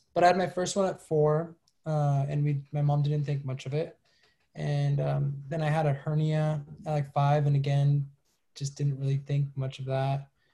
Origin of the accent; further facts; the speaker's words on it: Los Angeles, California, United States; also born or lived in Malibu; half malibu half venice